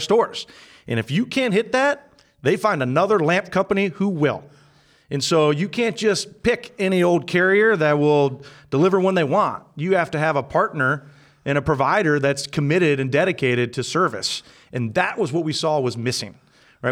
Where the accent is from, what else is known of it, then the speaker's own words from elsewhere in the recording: Findlay, Ohio, United States; moved away as an adult; also born or lived in Chicago; now in Columbus, United States; I'm from Findlay